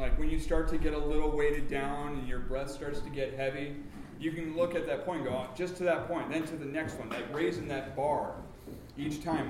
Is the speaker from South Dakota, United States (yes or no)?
yes; South Dakota, United States; I'm from the Midwest. I'm from South Dakota.